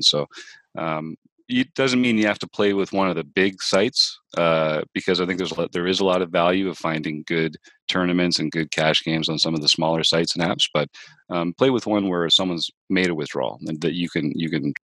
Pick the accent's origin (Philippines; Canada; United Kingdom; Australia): Canada; being a Canadian